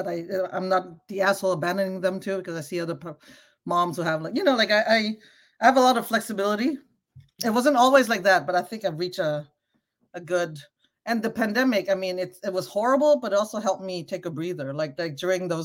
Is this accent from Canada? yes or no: yes; Canada; moved away as an adult; also born or lived in Cambodia (ancestry); now in United States; I come from Canada. I'm used to universal healthcare